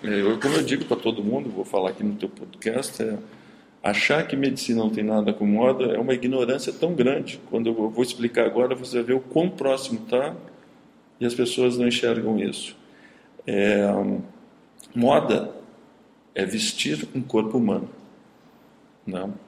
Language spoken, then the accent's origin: Portuguese; Caxias do Sul, Rio Grande do Sul, Brazil; moved away; also born or lived in Paris; Eu morava em Caxias do Sul, sou de Caxias do Sul.